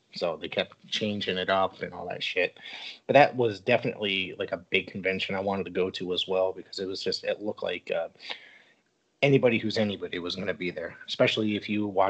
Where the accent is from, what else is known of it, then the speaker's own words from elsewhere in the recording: Woodbridge, Connecticut, United States; I grew up around the corner from there in Woodbridge as well. So to see live wrestling in my hometown, it's good.